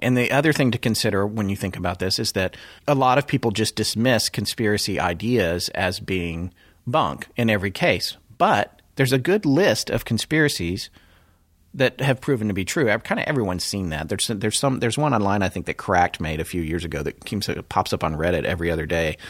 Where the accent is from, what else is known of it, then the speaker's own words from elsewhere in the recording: North Carolina, United States; also born or lived in Death Valley, California; I grew up in North Carolina